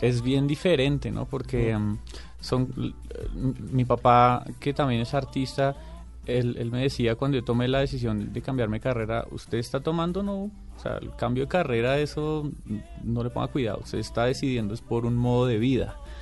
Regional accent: Bogotá, Colombia; somos tres rolos y un laboyano

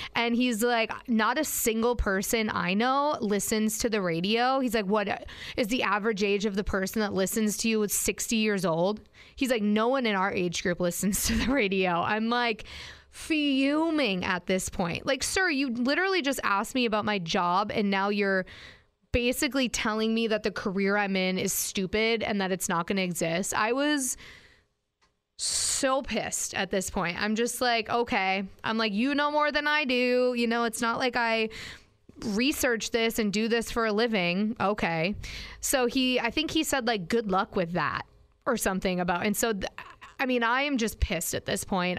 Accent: Green Bay, Wisconsin, United States; Sure do, and I love it. Grew up there

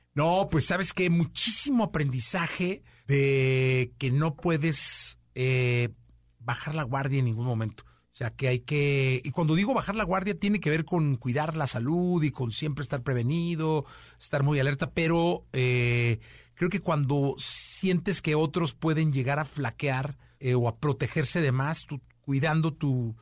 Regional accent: Guadalajara, Jalisco, Mexico; todos somos de Guadalajara

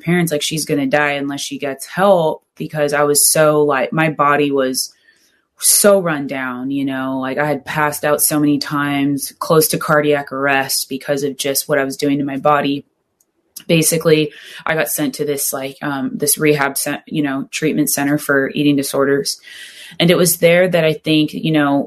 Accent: Southern California, United States; growing up in Southern California

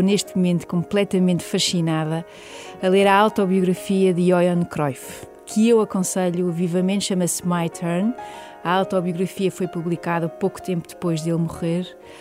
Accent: Portugal; o facto de eu ser portuguesa

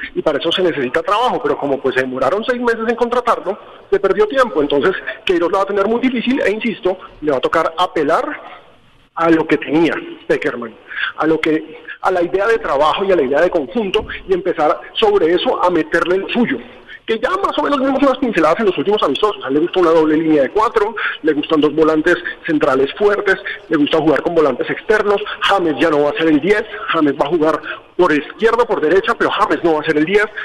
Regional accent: Colombia; así somos los colombianos

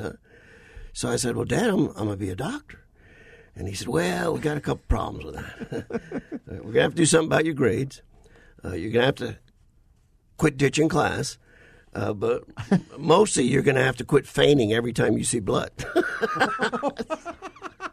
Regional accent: South Louisiana, United States; moved away; also born or lived in Littleton, Colorado; home is South Louisiana

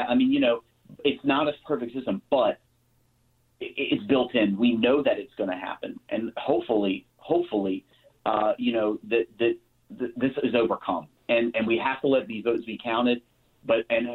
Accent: Maryland, United States; I grew up in Maryland

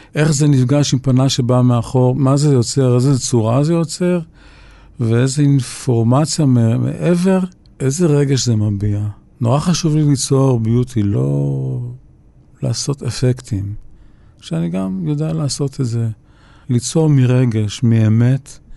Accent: Tel Aviv, Tel Aviv District, Israel; גדלנו ברחוב וולפסון

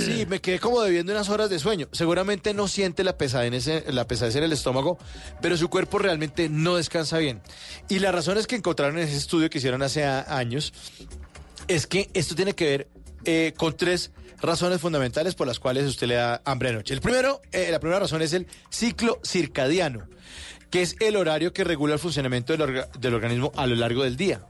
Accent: Bogotá, Colombia; aquí somos los rolos, los que andamos con saco

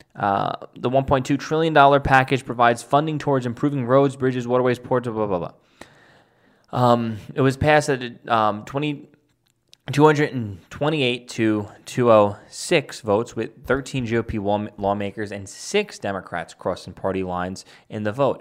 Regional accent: New York City, New York, United States; my hometown of Staten Island, New York

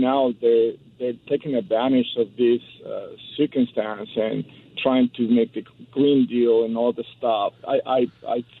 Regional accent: Mexico City, Mexico; moved away as an adult; now in Hawthorne, United States; I grew up in Mexico City my whole life. I immigrated here when I was 27.

